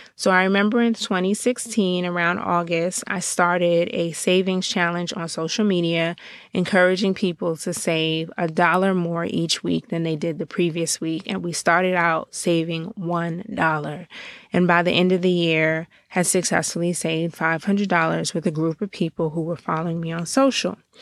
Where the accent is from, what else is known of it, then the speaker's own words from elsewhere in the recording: Georgia, United States; now in Washington, D.C., United States; I am Um, a girl born and raised in Georgia, but really living currently in the Washington, D C area